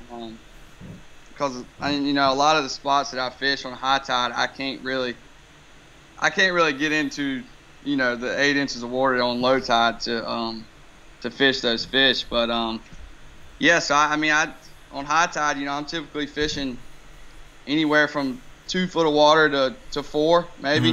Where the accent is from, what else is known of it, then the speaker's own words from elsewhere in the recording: Wilmington, North Carolina, United States; born and raised here in Wilmington